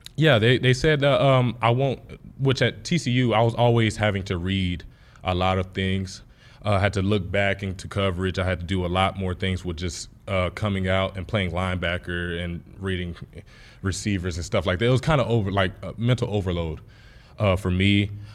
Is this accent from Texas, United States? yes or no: yes; Texas, United States; moved away as an adult; Texas was my hometown